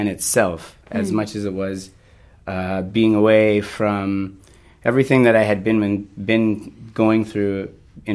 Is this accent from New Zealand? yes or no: no; near Fort St. John, British Columbia, Canada; moved away as an adult; near my hometown where most of my family had moved to, a place called Fort St. John